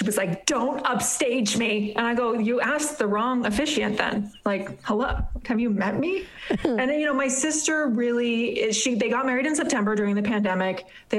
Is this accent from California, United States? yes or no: yes; Hollywood, California, United States; Yeah, I'm from Hollywood. Don't you know we eat babies?